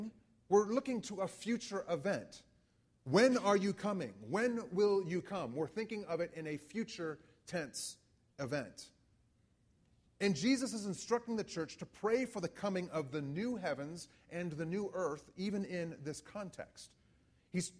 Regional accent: United States; as an American

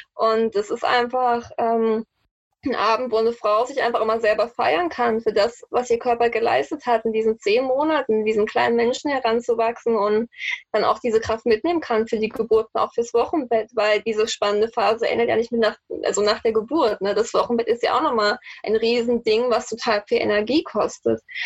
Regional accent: the East, eastern Germany, Germany; moved away as an adult; now in Frankfurt, Germany; ich komme ja eigentlich aus dem Osten

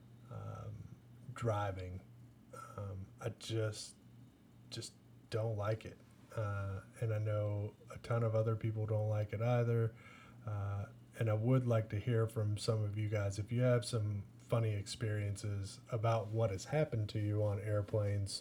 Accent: Owensboro, Kentucky, United States; we're from Owensboro

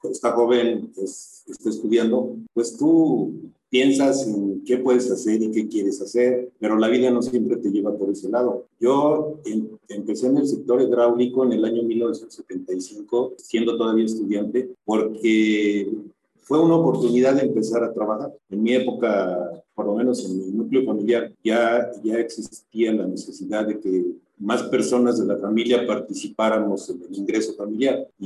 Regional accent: Mexico City, Mexico; born there; soy ingeniero civil, egresado de la UNAM, en México. Soy nacido en la Ciudad de México, tengo ya 36 37 años viviendo en el interior del país, en diferentes ciudades

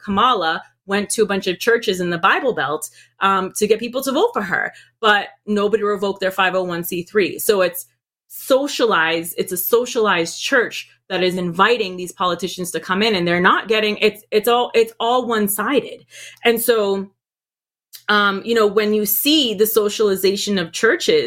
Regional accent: Puerto Rico; moved away; also born or lived in Boston, Massachusetts, United States; I moved over there. I was raised over there

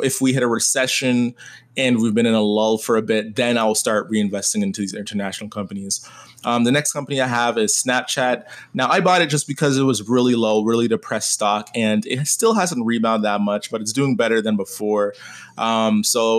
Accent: Canada; I am Canadian

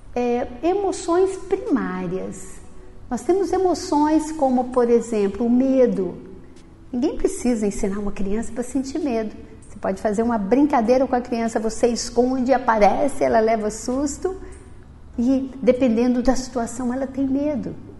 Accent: interior of Minas Gerais, Brazil; moved away; na minha infância, eu vim de uma família grande, eu tenho nove irmãos, vim do interior de Minas

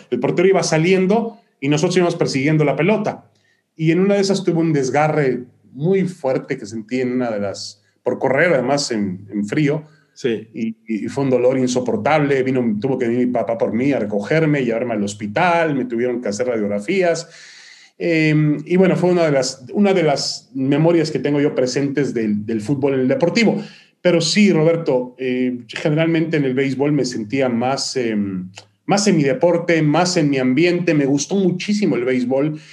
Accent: Mexico City, Mexico; moved away as an adult; also born or lived in Ashkelon, Israel / East Haven, United States; now in United States; yo a los ocho años, desde los ocho años vivió ya, viví ya en la Ciudad de México

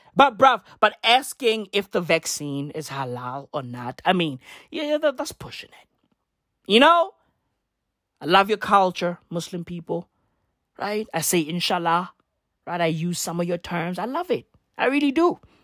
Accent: South Africa; I'm not even American. I'm fucking South African

